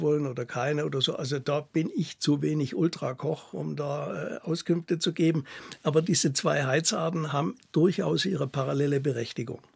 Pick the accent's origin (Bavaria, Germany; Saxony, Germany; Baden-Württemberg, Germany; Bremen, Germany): Saxony, Germany; Ore Mountains; accent: Saxon; moved away; Ich bin ja in der DDR im Erzgebirge aufgewachsen